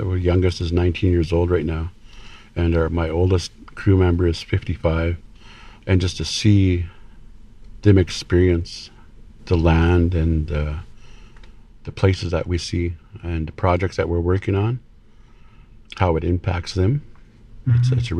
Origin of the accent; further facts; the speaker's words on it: Bella Coola, British Columbia, Canada; I was born and raised here in Bella Coola